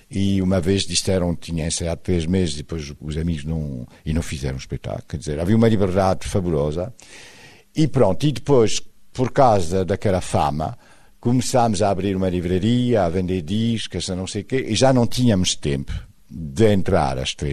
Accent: France; Portuguese is a second language; E depois viu que o meu sotaque era insuportável.

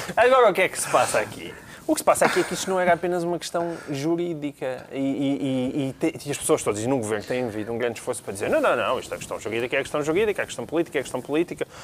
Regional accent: Portalegre, Alentejo, Portugal; a minha terra, a minha terra sendo Porto Alegre

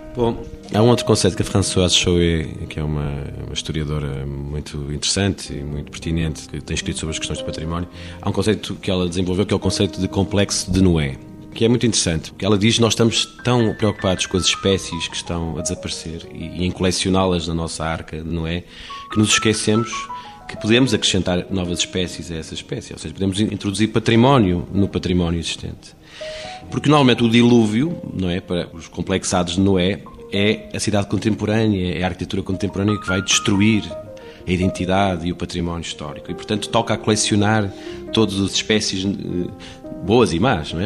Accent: Porto, Norte, Portugal; do Porto, de onde venho.

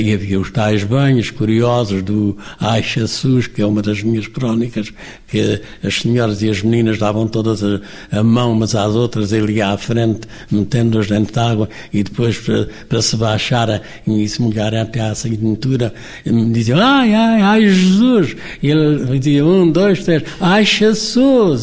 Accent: Monchique, Algarve, Portugal; moved away as an adult; now in Lisbon, Portugal; No liceu foi um colégio na minha terra e entrei mais tarde porque tinha que se fazer exame de admissão

